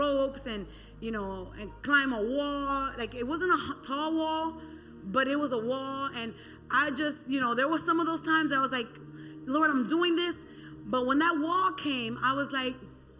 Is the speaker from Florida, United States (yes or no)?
yes; Miami, Florida, United States; born and raised in the county of Dade